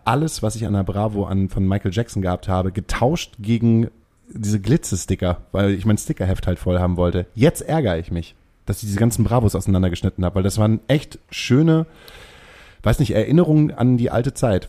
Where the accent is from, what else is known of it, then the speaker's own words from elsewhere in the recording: Hamburg, Germany; als Hamburger